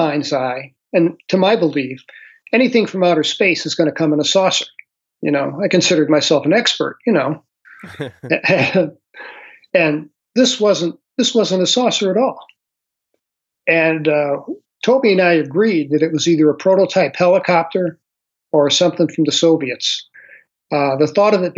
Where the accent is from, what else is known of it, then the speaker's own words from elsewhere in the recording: St. Louis, Missouri, United States; moved away as an adult; I grew up in St. Louis City.